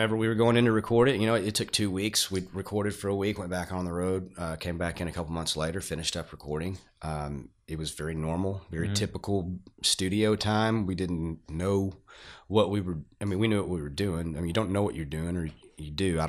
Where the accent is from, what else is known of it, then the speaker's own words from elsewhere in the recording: Fort Worth, Texas, United States; moved away as an adult; now in Denton, United States; I'm originally from Fort Worth, North Fort Worth, Haltom City area